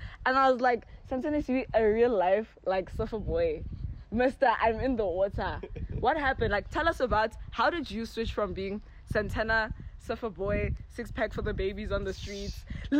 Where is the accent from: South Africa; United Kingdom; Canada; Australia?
South Africa; Pretoria, Gauteng; I'm from Pretoria, ne?